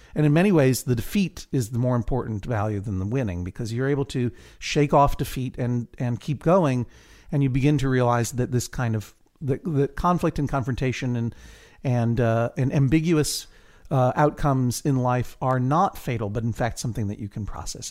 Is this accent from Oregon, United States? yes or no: no; Boston, Massachusetts, United States; I'm from Boston